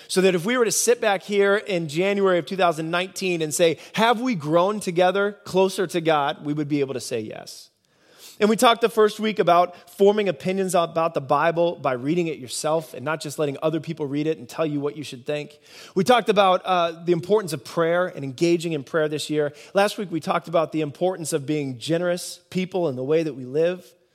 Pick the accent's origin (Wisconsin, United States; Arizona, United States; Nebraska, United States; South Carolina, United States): Nebraska, United States; moved away; I grew up in Nebraska.